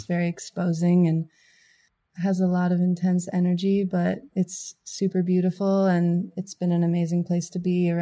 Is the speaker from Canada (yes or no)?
yes; Fernie, British Columbia, Canada; now in California, United States; I'm from Canada. My hometown, Fernie, is where my mom is.